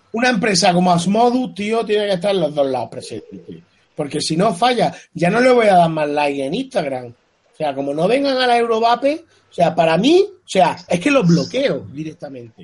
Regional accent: Spain; la gente que somos de España

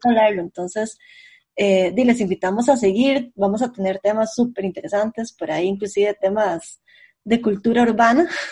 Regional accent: San José, Costa Rica; also born or lived in rural area near Jacó; yo soy del centro de San José, entonces yo siempre estoy súper acostumbrada a caminar rápido

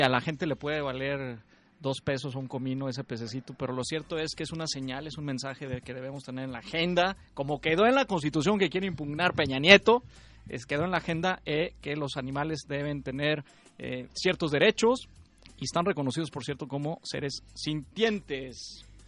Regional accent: Coahuila, Mexico; yo soy coahuilense

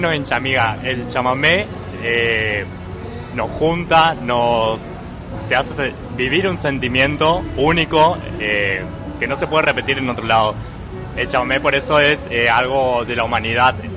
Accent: Misiones, Argentina; vengo de Misiones

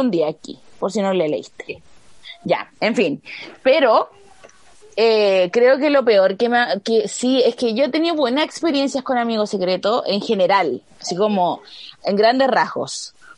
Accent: Chile; yo soy chilena

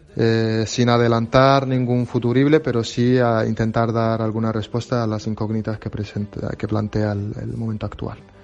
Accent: Western Sahara; soy refugiado saharaui

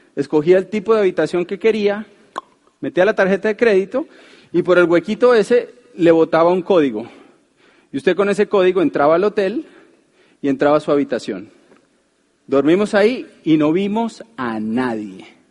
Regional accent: Colombia; uno como es colombiano

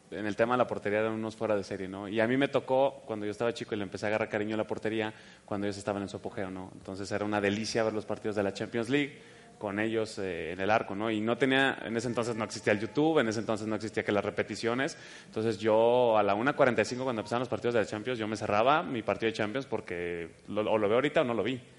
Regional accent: Guadalajara, Jalisco, Mexico; born there; Aquí mero en Guadalajara. Tapatío, ah, brother. 100%.

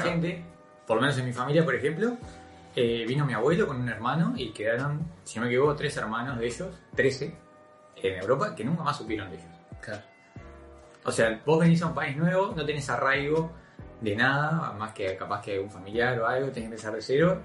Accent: Uruguay; se nos educó con una visión de país modelo

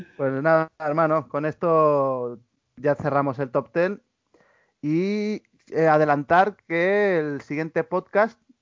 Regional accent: Spain

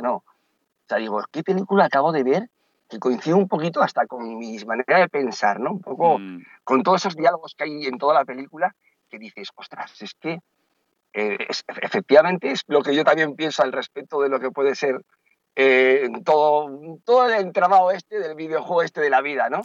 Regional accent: Basque Country, Spain; also born or lived in A Coruña / Santiago de Compostela / Carnota; now in Marbella, Spain; soy vasco

